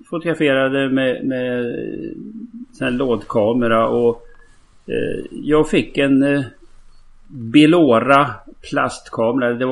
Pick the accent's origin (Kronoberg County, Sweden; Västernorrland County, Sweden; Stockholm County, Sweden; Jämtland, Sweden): Västernorrland County, Sweden; Sundsvall; born there; Det, det här är alltså strax utanför söder om Sundsvall där jag är född. Eh, en, en mil söder om Sundsvall.